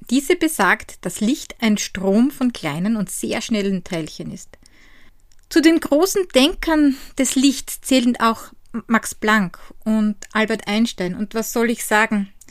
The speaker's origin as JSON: {"language": "German", "region": "Styria", "country": "Austria", "tie": "born or raised there", "said": "von die Handwerkstätte aus meiner Heimat in der grünen Steiermark."}